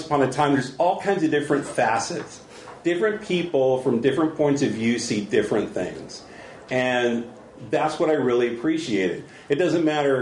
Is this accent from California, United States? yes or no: yes; San Bernardino, California, United States; now in Orange County, United States; I escaped from San Bernardino, and that's where I was born. And I stayed here